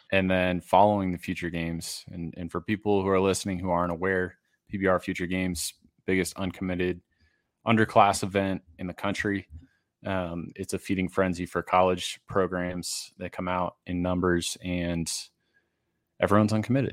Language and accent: English; Massachusetts, United States; now in Denver, United States; I grew up in Massachusetts